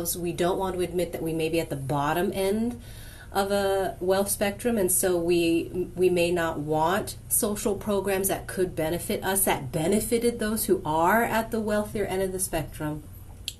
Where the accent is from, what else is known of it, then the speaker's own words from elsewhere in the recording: United States; as an American